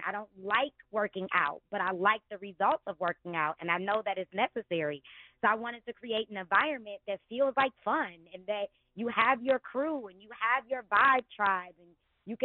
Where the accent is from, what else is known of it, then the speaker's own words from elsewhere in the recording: Detroit, Michigan, United States; I grew up in the city. I went to Cass Tech